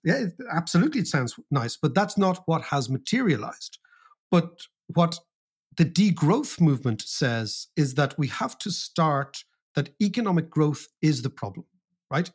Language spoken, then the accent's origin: English; Ireland; as Irish people